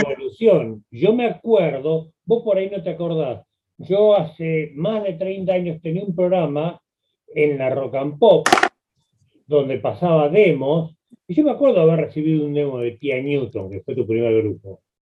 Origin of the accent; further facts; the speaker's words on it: Buenos Aires, Argentina; yo soy de Flores, viví muchos años ahí